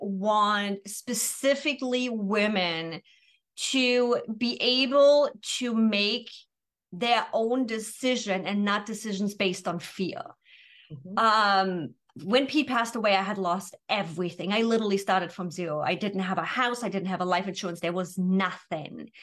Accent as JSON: {"language": "English", "country": "Germany", "tie": "born or raised there", "moved": "as an adult", "lives_now": "San Diego, United States", "said": "after 24 years born and raised in Germany"}